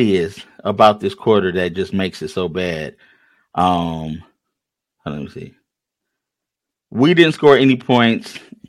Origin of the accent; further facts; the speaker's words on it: Michigan, United States; We're from Michigan.